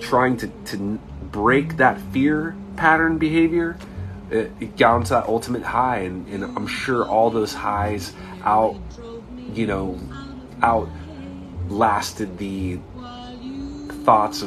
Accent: Southern California, United States; I was blessed where I grew up in Southern California

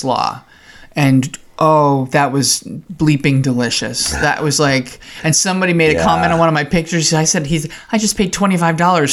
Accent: New Jersey, United States; moved away as an adult; also born or lived in Oklahoma; in the candy stores in New Jersey when I was growing up

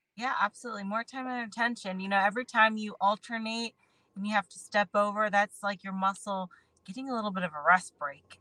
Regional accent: Akron, Ohio, United States; I'm a girl from Akron, Ohio

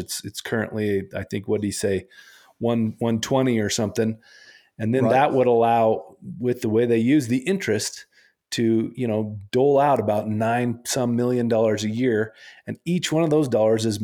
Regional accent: Riverton, Wyoming, United States; we both were raised partly in Fremont County. I grew up in Riverton partly

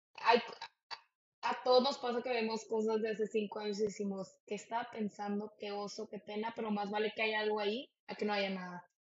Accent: Monterrey, Nuevo León, Mexico; yo crecí en Monterrey

